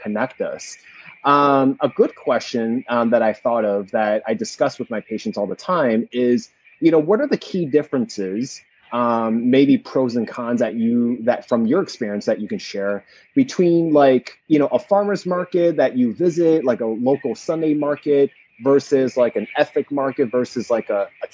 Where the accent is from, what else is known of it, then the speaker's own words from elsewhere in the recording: New Jersey, United States; moved away as an adult; also born or lived in West Virginia; now in Los Angeles, United States; Growing up in Jersey, you know, we had a lot of Asian and Indian markets